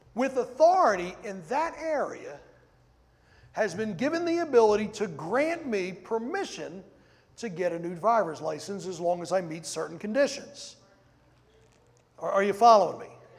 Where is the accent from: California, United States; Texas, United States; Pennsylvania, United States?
Pennsylvania, United States; Ridley Township; moved away as an adult; also born or lived in Louisiana; I grew up in Ridley Township